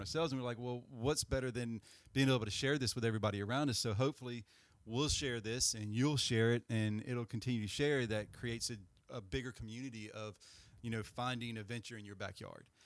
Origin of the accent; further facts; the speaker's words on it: Greensboro, North Carolina, United States; we're from Greensboro